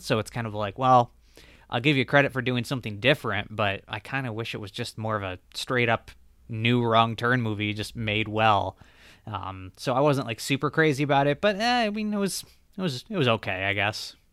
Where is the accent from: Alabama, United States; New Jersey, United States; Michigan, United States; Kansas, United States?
Michigan, United States; I'm from Michigan